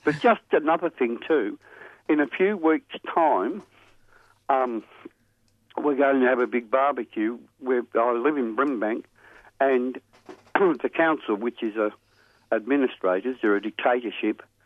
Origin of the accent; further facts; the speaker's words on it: Thornbury, Victoria, Australia; where I grew up in Thornbury